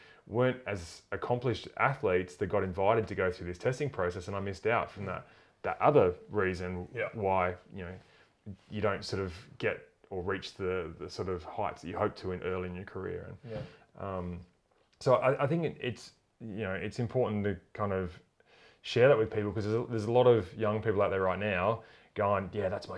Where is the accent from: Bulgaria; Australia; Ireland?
Australia; Tasmania; I grew up in Tassie